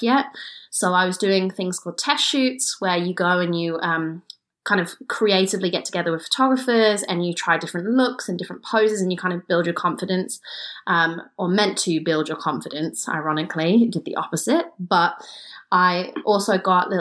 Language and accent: English; Kidderminster, West Midlands, United Kingdom; I'm from Kidderminster, England